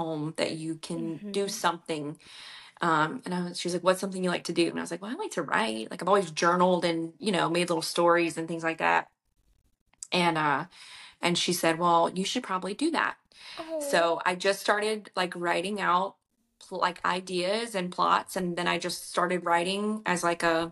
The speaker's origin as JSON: {"language": "English", "region": "Louisiana", "country": "United States", "said": "I'm from Louisiana"}